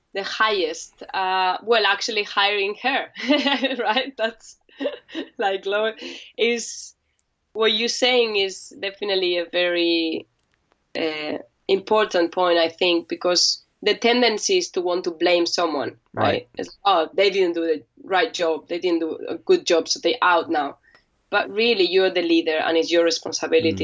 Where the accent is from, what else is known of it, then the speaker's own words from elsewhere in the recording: Spain; moved away as an adult; now in London, United Kingdom; I'm from Spain, España, and I came to London eight years ago